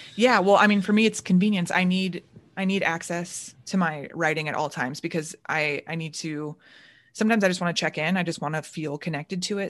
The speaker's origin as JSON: {"language": "English", "town": "Orlando", "region": "Florida", "country": "United States", "tie": "born or raised there", "moved": "as an adult", "lives_now": "Chicago, United States", "said": "growing up in Orlando"}